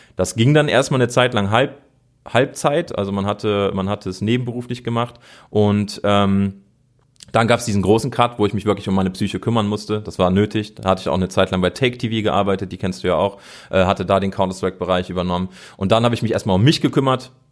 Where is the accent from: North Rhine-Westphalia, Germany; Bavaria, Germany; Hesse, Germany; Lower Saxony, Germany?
North Rhine-Westphalia, Germany; Cologne; moved away as an adult; ich bin in Köln geboren, habe da 30 Jahre lang gelebt